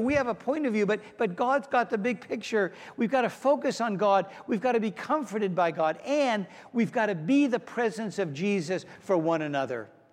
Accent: Pittsburgh, Pennsylvania, United States; moved away; also born or lived in Mount Lebanon, Pennsylvania; I grew up in Pittsburgh, Pennsylvania, home of the six-time Super Bowl champion Steelers.

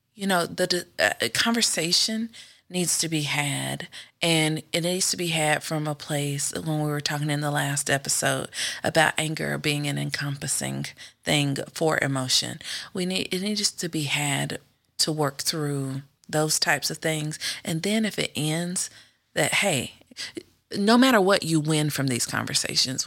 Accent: the South, United States; moved away; also born or lived in Indiana; we grew up in the South.

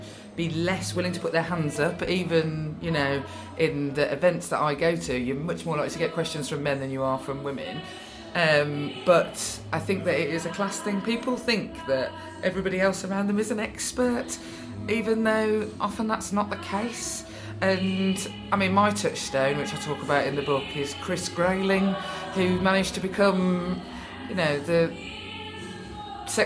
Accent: Birmingham, West Midlands, United Kingdom; I'm from Birmingham, where taking the mick out of somebody is the only way we really show love. So I grew up constantly in a family of arguing

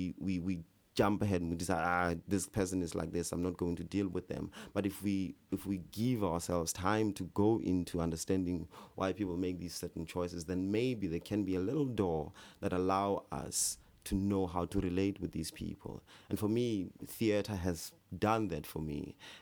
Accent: South Africa; when you're growing up in South Africa, especially when you're growing up in these remote villages, in these small towns, you know, you never get to get access to theatre.

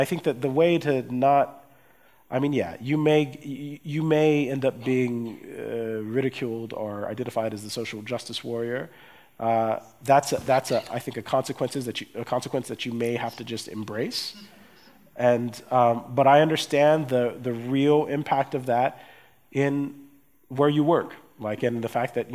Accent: Erlangen, Bavaria, Germany; born there; I was born in Germany, I was born in, in, a, in Erlangen, I was born to US parents, but, but I, I empathize with my Afro German friends

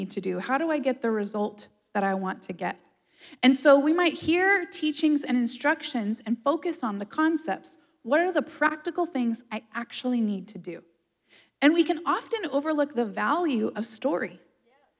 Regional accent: Florida, United States; I'm a native Floridian. I've lived in Florida my whole life.

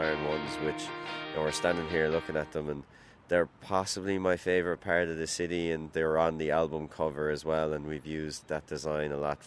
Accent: Limerick, Munster, Ireland; growing up in Limerick

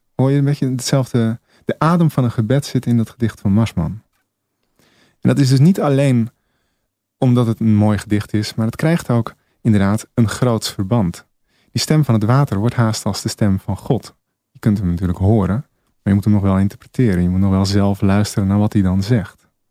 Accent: Egmond aan Zee, North Holland, Netherlands; Ik kom uit Egmond aan Zee. Ik de hemelsbreed nog geen 50 meter bij de zee vandaan, vlak bij de vuurtoren.

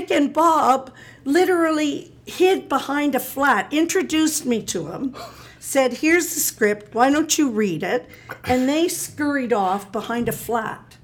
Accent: Canada; I'm Canadian

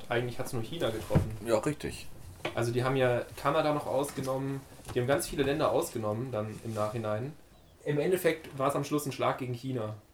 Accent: Bavaria, Germany; bei uns in Bayern

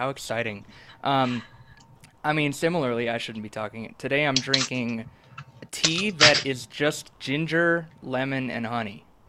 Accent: Georgia, United States; born there; And no, it's not where I was born. I was born in Georgia.

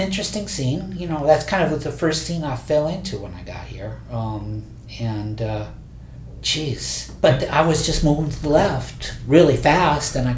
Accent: Ohio, United States; moved away; I came from Ohio. Yes. Little town.

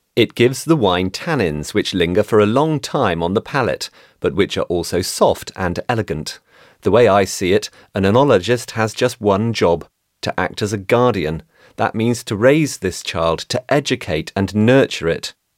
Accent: Florence, Tuscany, Italy; moved away as an adult; I'm from Florence originally

